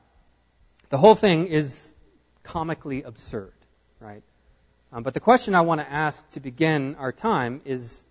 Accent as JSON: {"language": "English", "town": "Nacogdoches", "region": "Texas", "country": "United States", "tie": "born or raised there", "lives_now": "Houston, United States", "said": "I grew up here in Nacogdoches"}